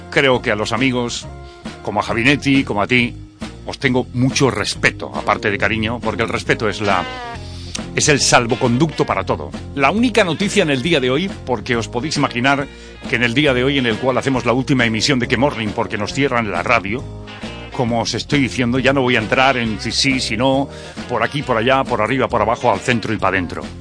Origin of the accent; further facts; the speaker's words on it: Spain; Porque somos españoles y tenemos una bandera